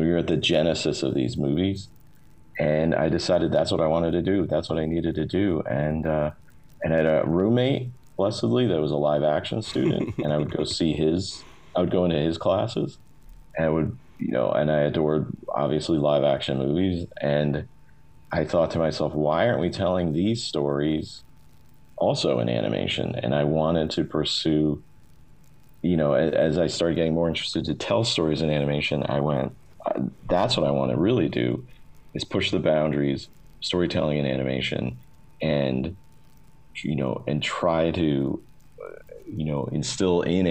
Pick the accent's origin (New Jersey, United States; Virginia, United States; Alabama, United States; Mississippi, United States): New Jersey, United States; moved away as an adult; also born or lived in California; I grew up in the New Jersey area